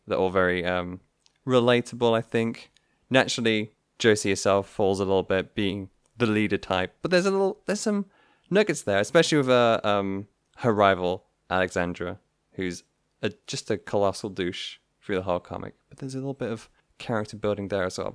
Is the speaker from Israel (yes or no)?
no; United Kingdom; being British people